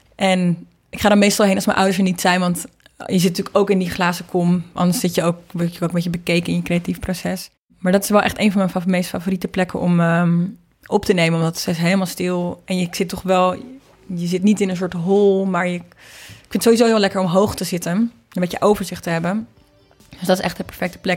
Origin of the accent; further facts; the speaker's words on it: Marken, North Holland, Netherlands; mijn ouders zijn een paar jaar geleden weggevaard van Marken, waar ik ben opgegroeid